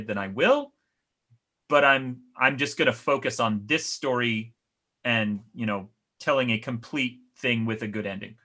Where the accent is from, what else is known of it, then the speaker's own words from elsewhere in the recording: Salt Lake City, Utah, United States; I grew up in Salt Lake City, Utah